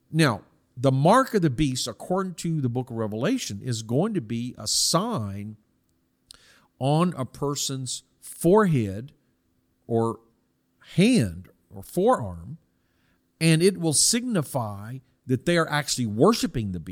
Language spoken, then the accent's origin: English; South Korea; Now, I personally see this because I was I grew up in Korea from 1965, and so I would have been susceptible.